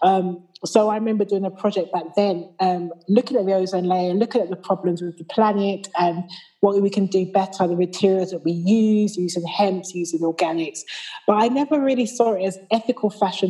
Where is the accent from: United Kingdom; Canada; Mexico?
United Kingdom; also born or lived in Shanghai, China / Istanbul, Turkey / Dusseldorf, Germany; here in the UK, of course, where I'm born and bred.